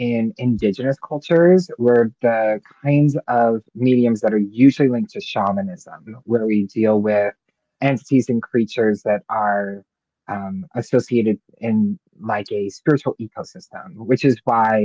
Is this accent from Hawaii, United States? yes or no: yes; Hawaii, United States; moved away; My ancestry is North African, Sicilian, and German, but I was raised in Hawaii